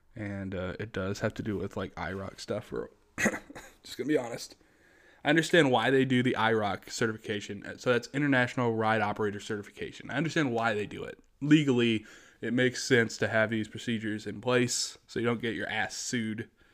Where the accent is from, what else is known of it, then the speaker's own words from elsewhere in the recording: United States; I'm just an American